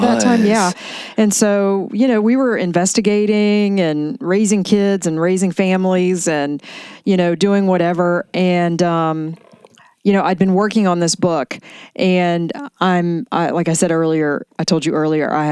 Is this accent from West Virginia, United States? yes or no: yes; West Virginia, United States; moved away; my childhood and growing up in West Virginia